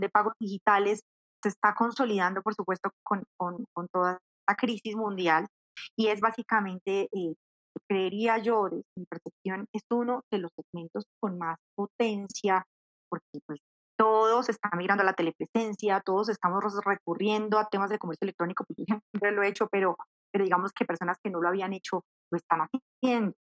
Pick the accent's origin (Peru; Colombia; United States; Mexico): Colombia; Manizales, Caldas; moved away as an adult; now in Bogotá, Colombia; tomé la decisión de, de irme de Manizales y, venirme para Bogotá